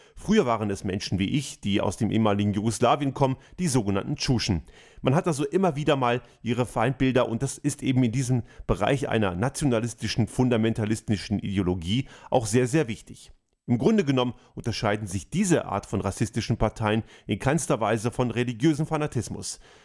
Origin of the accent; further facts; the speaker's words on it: Germany; moved away as an adult; now in Austria; Ich bin in Deutschland geboren und aufgewachsen und lebe heute in Österreich